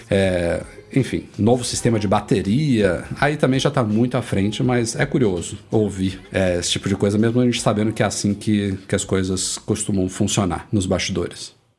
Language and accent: Portuguese; Salvador, Bahia, Brazil; em Salvador, na minha terrinha lá